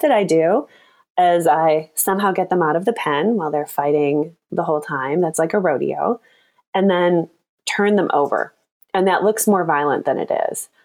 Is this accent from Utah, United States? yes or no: no; Michigan, United States; moved away as an adult; also born or lived in Chicago; now in San Francisco, United States; I grew up in Michigan, and I've been living in Chicago